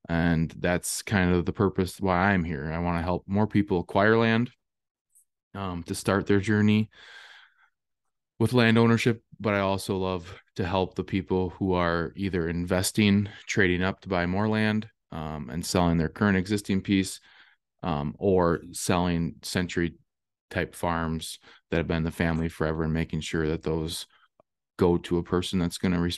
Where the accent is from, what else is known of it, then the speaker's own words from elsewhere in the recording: Viroqua, Wisconsin, United States; I'm from Southwest Wisconsin, Viroqua, Wisconsin.